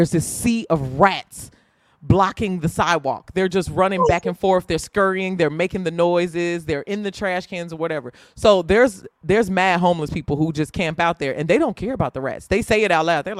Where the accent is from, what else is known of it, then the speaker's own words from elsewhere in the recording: Indiana, United States; I'm from Indiana